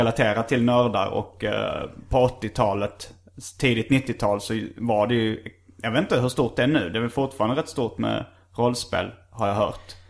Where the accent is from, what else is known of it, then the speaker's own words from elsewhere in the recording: Hjärup, Skåne, Sweden; Hjärup, min hemort